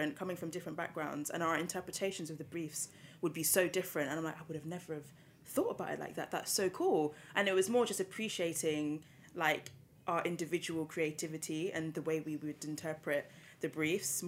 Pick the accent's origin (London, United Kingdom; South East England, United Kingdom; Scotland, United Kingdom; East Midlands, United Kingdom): London, United Kingdom; I've born and bred in London